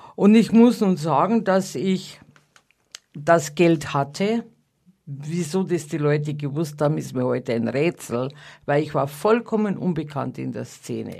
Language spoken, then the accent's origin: German; Bavarian countryside, Germany; accent: Bavarian; moved away; also born or lived in Munich; Ich bin ja am Land geboren